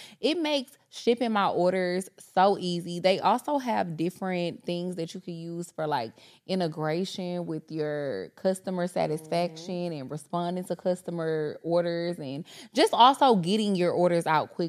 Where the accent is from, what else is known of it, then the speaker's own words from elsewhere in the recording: DeKalb County, Georgia, United States; I grew up in DeKalb County.